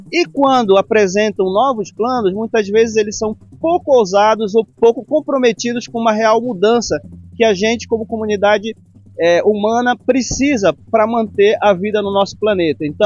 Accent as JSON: {"language": "Portuguese", "region": "Amazon", "country": "Brazil", "said": "nós que somos da Amazônia, de uma região que está no centro dessa discussão"}